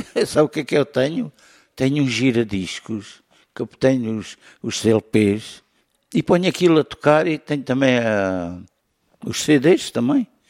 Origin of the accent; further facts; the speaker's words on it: Mértola, Alentejo, Portugal; moved away as an adult; also born or lived in Goa, India; now in Lisbon, Portugal; Nasci numa freguesia, Alcaria Ruiva, Mértola